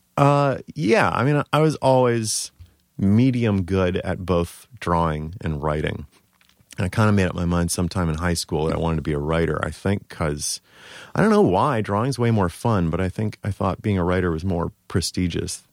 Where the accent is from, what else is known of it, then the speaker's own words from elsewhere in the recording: Baltimore, Maryland, United States; now in New York, United States; I'm originally from Baltimore